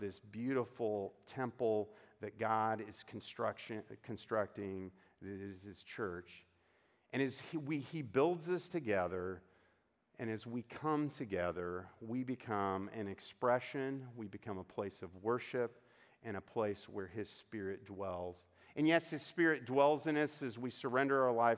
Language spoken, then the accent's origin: English; United States; as Americans